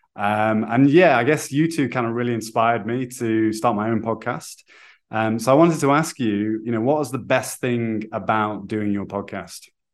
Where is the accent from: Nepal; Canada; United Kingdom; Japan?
United Kingdom; now in Brazil; I'm British